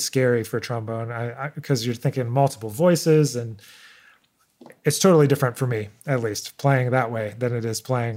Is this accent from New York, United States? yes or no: yes; Rochester, New York, United States; I grew up in Rochester, New York